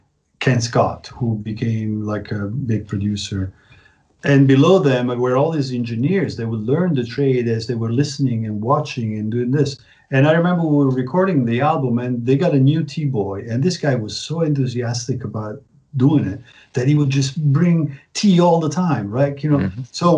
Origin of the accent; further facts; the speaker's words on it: Prague, Czechia; because I came from Prague and Prague was totally free.